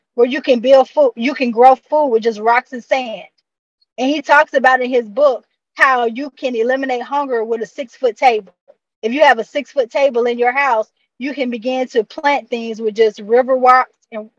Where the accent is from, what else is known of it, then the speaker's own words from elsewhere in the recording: Atlanta, Georgia, United States; born and raised in Atlanta, in the city, in the Ben Hill neighborhood of Atlanta, not too far, like 10 minutes from the airport. And my upbringing was very Afrocentric, even in my school. Like we learned, I was learning Swahili.